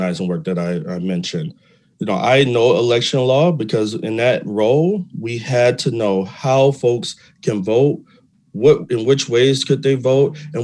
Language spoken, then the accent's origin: English; Detroit, Michigan, United States; I'm a Detroit native, born and raised on the East Side